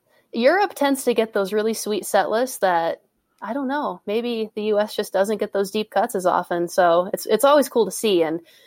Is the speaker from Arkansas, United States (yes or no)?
no; Colorado, United States; moved away as an adult; also born or lived in Minneapolis, Minnesota / Grand Forks, North Dakota; I grew up in Colorado. I moved to Minneapolis to go to grad school, and I did my undergraduate in Grand Forks, North Dakota at UND.